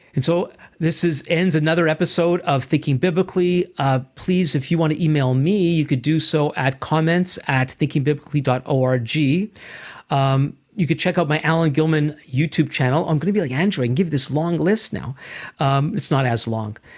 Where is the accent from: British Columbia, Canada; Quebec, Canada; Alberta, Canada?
Quebec, Canada; Montreal; as a Jewish person myself, grew up in Montreal, mainly in a, in a in a Jewish world